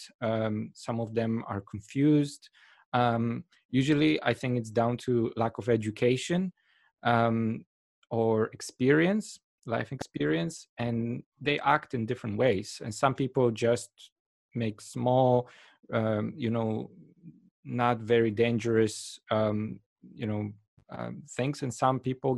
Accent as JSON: {"language": "English", "country": "Poland", "moved": "yes", "said": "I come from Poland"}